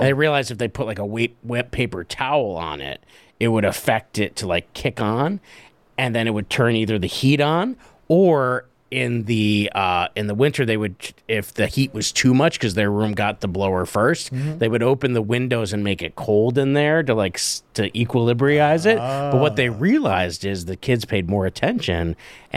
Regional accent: Wilkes-Barre, Pennsylvania, United States; moved away; my hometown where my alma mater, my high school is in Wilkes-Barre

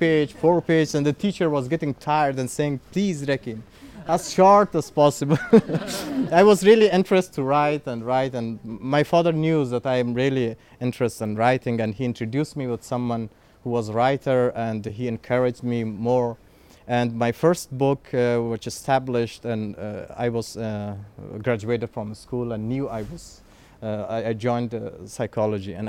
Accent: Kabul, Afghanistan; English is a second language; moved away as an adult; now in Rome, Italy; I'm from Afghanistan, from Kabul. I'm born in Kabul. I had a very comfortable life there.

